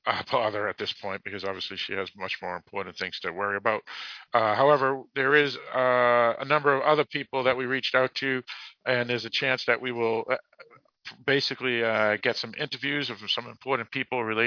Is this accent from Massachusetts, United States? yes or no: yes; Boston, Massachusetts, United States; accent: Boston; I do have my Boston accent. I do not pronounce my R's